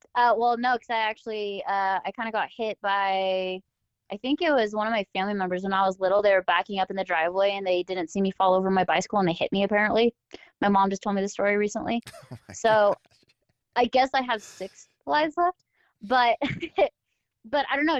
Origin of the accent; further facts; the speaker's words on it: Southern California, United States; I grew up in Southern California, where, you know, that's the action sport capital of the entire world